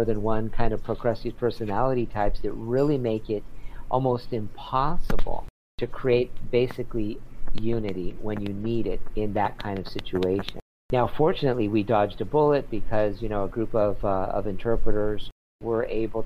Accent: San Diego, California, United States; now in Los Angeles, United States; I grew up in San Diego

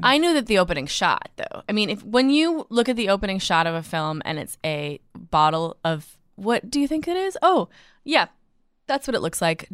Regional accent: Minneapolis, Minnesota, United States; I was born in Minneapolis

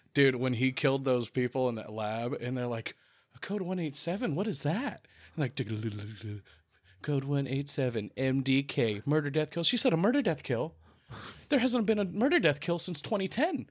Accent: the South, United States; I'm from the South

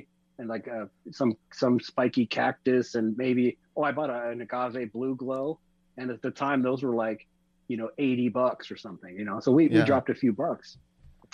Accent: Orange County, California, United States; Born and raised in Orange County, California

